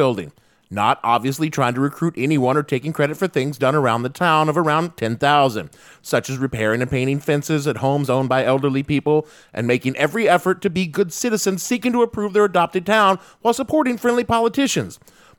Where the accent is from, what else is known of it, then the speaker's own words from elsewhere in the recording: the South, United States; Pentecostal stake handling was invented about 20 miles from my hometown